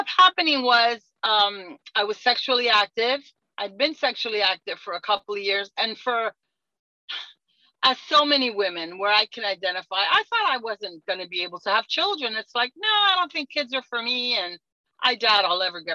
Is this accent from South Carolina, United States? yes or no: no; New York City, New York, United States; now in Miami, United States; I'm originally from New York City.